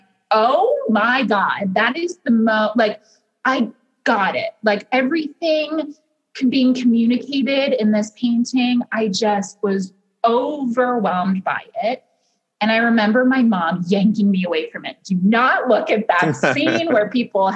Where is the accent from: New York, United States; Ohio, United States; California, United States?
Ohio, United States; Cleveland; as a child I grew up in Cleveland